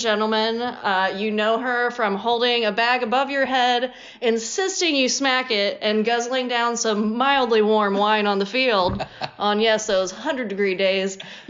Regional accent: Midwest, United States; accent: Midwestern; moved away; I'm from the Midwest

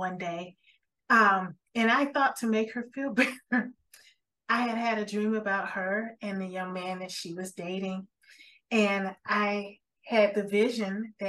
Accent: Miami, Florida, United States; moved away as an adult; also born or lived in Ohio; I'm a sun baby, born and raised in Miami

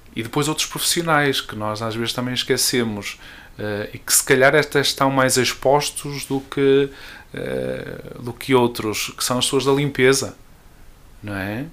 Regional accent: Marco de Canaveses, Norte, Portugal; eu sou natural do Marco, uma bonita freguesia de Soalhães

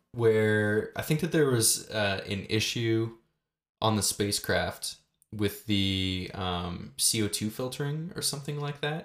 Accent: Canada; We're, we're both Canadian

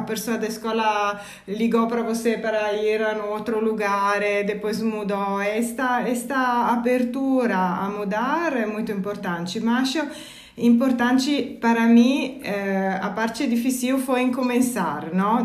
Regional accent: Italy; Portuguese is a second language; moved away as an adult; now in São Paulo, Brazil; eu sou italiana, mas trabalho, mas moro no Brasil desde quatro anos

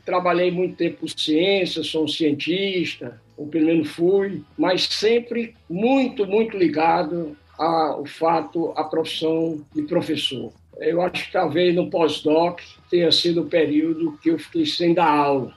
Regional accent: Fortaleza, Ceará, Brazil; moved away; Eu nasci em Fortaleza, me formei em física na Universidade Federal do Ceará

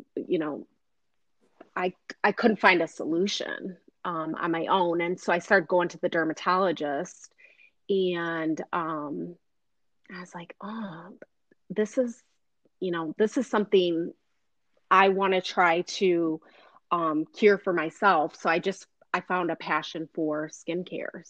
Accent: Flint, Michigan, United States; I grew up in Flint

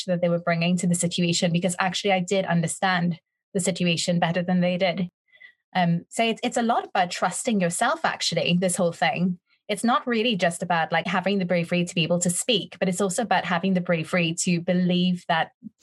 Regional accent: Trinidad & Tobago; moved away as an adult; I had a lot of confidence growing up in Trinidad

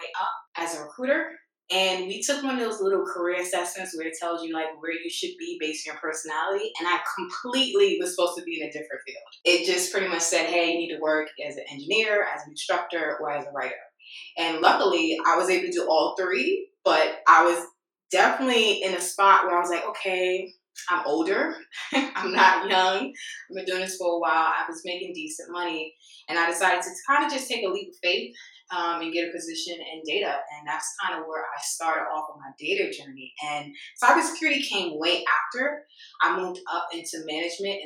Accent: New York City, New York, United States; So I'm originally from New York City

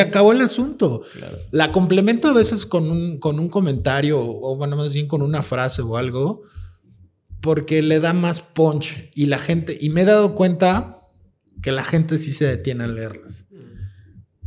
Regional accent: Mexico

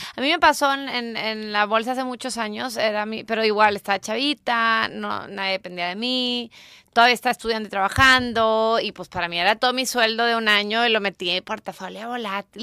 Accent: Mexico; now in United States; como buena mexicana que soy y amo este país

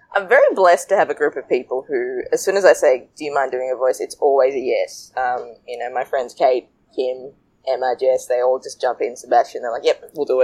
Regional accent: Sri Lanka; now in Australia; a curry chubby girl growing up in Sri Lanka. Growing up in Australia, moving from Sri Lanka.

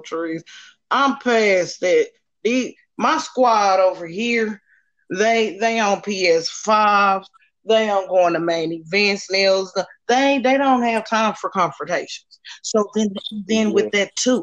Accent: Indiana, United States; also born or lived in Kansas City; I'm raised in Indiana

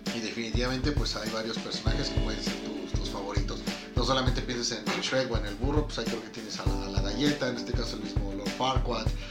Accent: Mexico; siendo mexicano

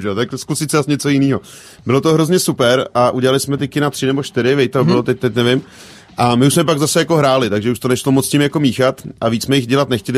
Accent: Kutná Hora, Central Bohemian Region, Czechia; u nás v Kutnohoře nic jiného nebylo

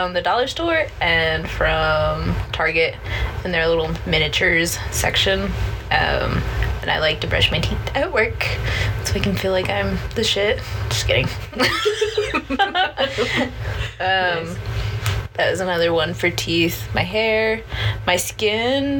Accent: Utah, United States; I was born in Utah

